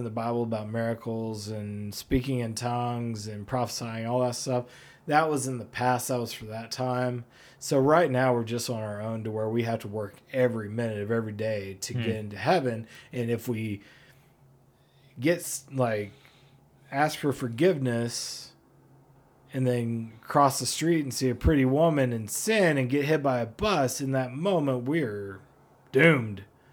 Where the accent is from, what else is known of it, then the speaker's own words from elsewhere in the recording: Fayetteville, Arkansas, United States; moved away as an adult; also born or lived in Portland, Oregon; I'm from Fayetteville